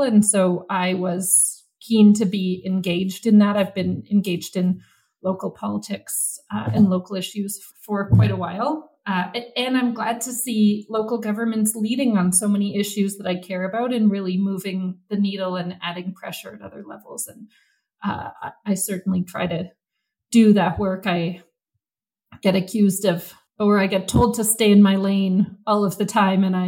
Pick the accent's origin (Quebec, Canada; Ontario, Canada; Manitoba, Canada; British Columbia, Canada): British Columbia, Canada; Vancouver; I grew up in Vancouver. I grew up on the west side of Vancouver